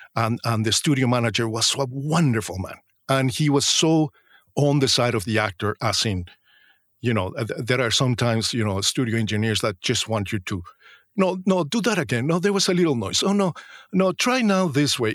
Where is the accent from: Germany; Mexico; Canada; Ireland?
Mexico; moved away as an adult; also born or lived in Mexico City, Mexico; now in London, United Kingdom; I was the guy from Mexico